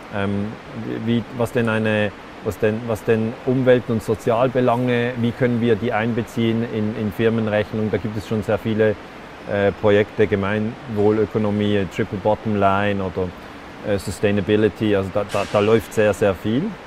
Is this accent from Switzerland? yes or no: yes; Switzerland; bei uns in der Schweiz, auch ein christliches Land